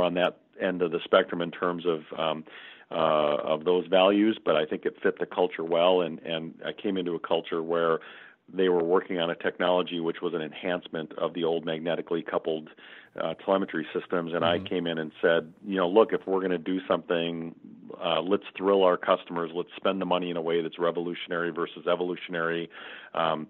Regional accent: Minnesota, United States; When I grew up in Minnesota, everybody's parents worked for 3M or Control Data

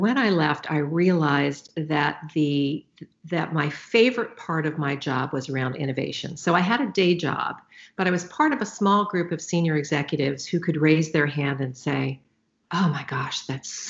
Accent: Silicon Valley, California, United States; also born or lived in Los Angeles, California; I grew up in the Silicon Valley

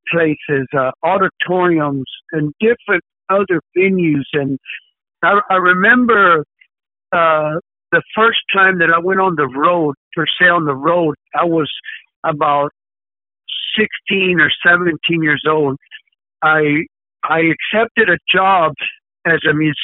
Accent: Dallas, Texas, United States; I am actually from Dallas, Texas

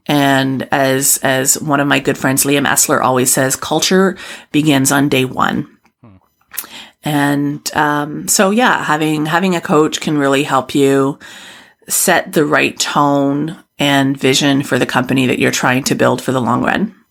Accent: Canada; a white woman from Canada

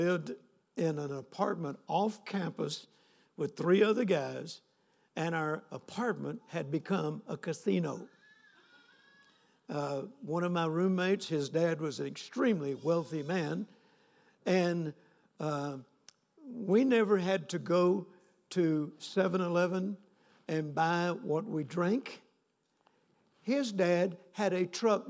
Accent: North Louisiana, United States; I grew up in North Louisiana

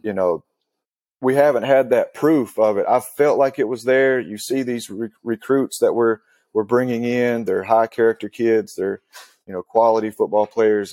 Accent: Western North Carolina, United States; So, I grew up in Western North Carolina

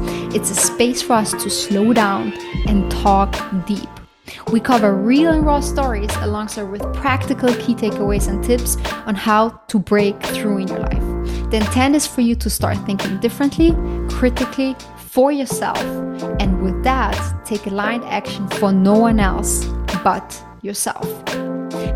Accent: Austria; We are actually cousins. We grew up together back in Austria

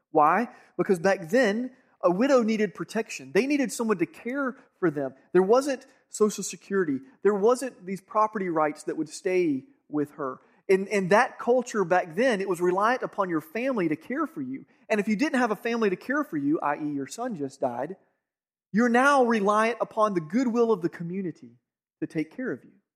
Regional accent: Georgia, United States; I grew up here in Georgia

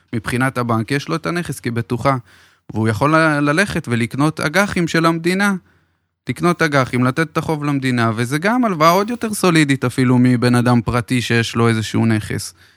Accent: Beersheba, Southern District, Israel; אני באר שבעי במקור

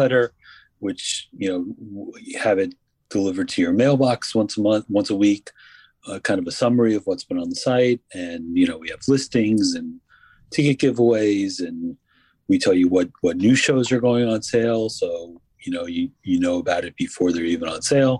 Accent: New York metropolitan area, United States; also born or lived in New Jersey; I grew up in New Jersey and New York, various towns. So I've been in the New York, New Jersey area my whole life

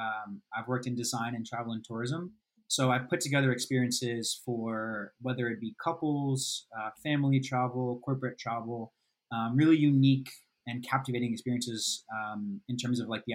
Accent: New Jersey, United States; Originally, I'm from New Jersey.

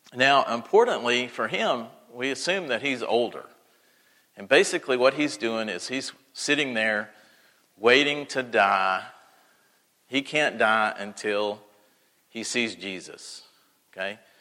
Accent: Texas, United States; now in Mississippi, United States; I grew up in Texas

